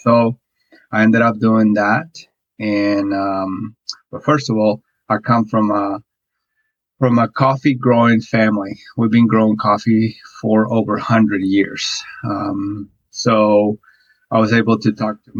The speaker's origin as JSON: {"language": "English", "country": "Guatemala", "tie": "born or raised there", "second_language": "English", "moved": "as an adult", "lives_now": "United States", "said": "I'm originally born and raised in Guatemala"}